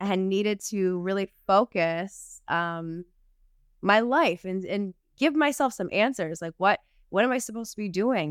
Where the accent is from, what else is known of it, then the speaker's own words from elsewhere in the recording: Southtowns, Buffalo, New York, United States; moved away as an adult; also born or lived in Los Angeles, United States; now in Buffalo, United States; I was from the South Towns